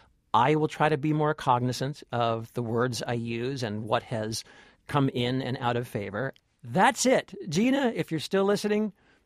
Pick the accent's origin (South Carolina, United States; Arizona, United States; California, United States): California, United States; I'm from California.